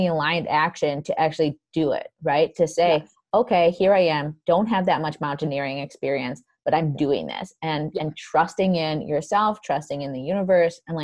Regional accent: Wisconsin, United States; I'm from Wisconsin, in our kind of Midwest area as well

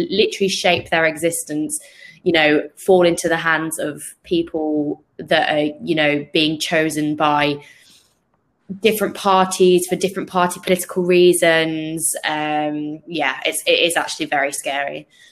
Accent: United Kingdom; as a British person

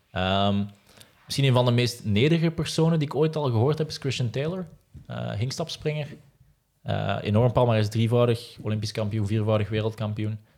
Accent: Ghent, Flanders, Belgium; Ik ben ook Gentenaar van, van oorsprong, zal het misschien niet meer horen.

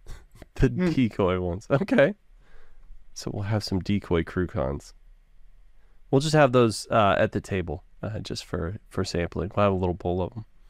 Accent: the South, United States; I'm from the South

